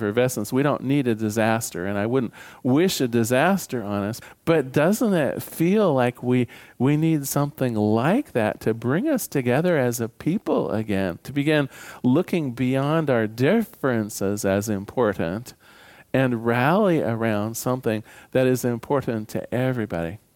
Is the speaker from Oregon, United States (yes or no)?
yes; Newport, Oregon, United States; now in Portland, United States; I was born in Newport, Oregon.